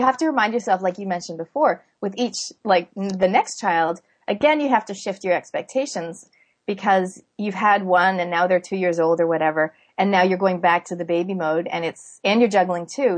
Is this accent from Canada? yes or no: yes; Canada; now in New Zealand; I was born in Canada, but I live in New Zealand